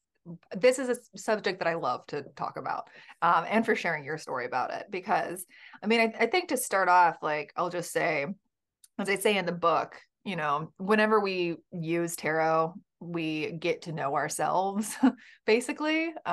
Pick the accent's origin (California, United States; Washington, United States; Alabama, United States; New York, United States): Alabama, United States; Birmingham; I was raised in the Bible Belt in Birmingham, Alabama.